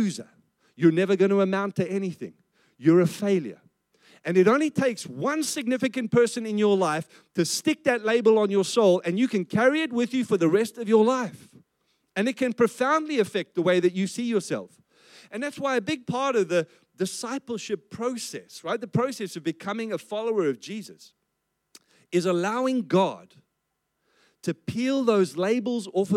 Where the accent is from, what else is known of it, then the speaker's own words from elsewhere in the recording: South Africa; I grew up in South Africa, and I grew up under the apartheid system